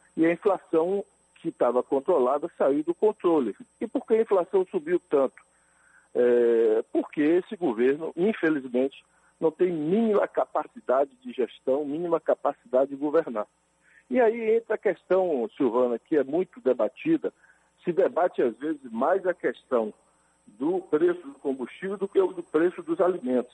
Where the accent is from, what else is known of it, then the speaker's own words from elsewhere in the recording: Brazil; Eu cresci, vivi ali no Morro da Liberdade